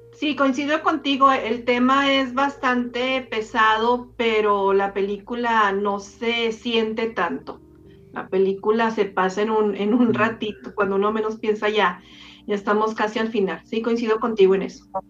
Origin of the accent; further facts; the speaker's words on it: Ciudad Juárez, Chihuahua, Mexico; soy de Ciudad Juárez.